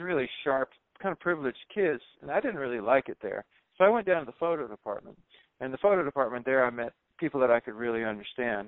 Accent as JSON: {"language": "English", "region": "the South", "country": "United States", "also_born_or_lived": "New York City", "moved": "as an adult", "said": "I was running away from the South"}